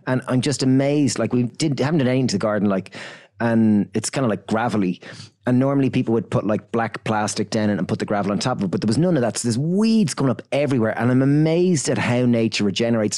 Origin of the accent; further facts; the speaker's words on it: Ireland; we're from Ireland